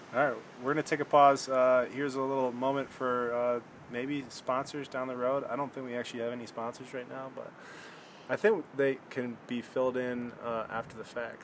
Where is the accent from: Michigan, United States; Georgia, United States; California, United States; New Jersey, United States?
Michigan, United States; we're both from Michigan